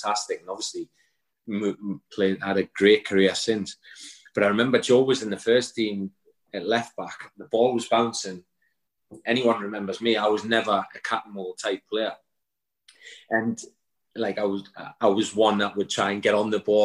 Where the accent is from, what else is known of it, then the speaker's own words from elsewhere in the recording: Newcastle upon Tyne, North East England, United Kingdom; I was from Newcastle, and I am a Newcastle fan